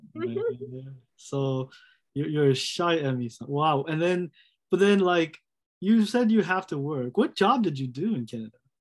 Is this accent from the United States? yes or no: yes; United States; I'm American.